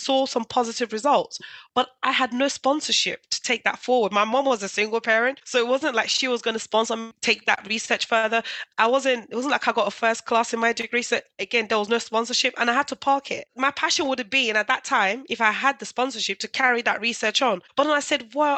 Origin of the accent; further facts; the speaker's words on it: London, United Kingdom; I grew up in East London then. If you ever know Newham